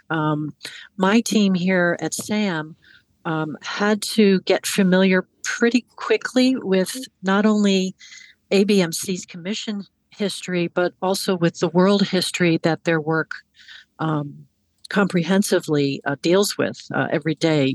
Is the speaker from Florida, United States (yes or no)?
no; Hudson Valley, New York, United States; moved away as an adult; also born or lived in Washington, D.C.; I I grew up in, in the Hudson Valley in New York, and I came south to go to college